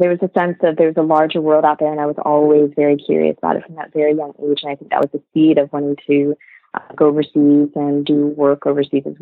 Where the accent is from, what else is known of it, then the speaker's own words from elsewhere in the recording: United States; also born or lived in Vietnam; So I came to the U.S. To a small dairy farming village back when I was like 2 years old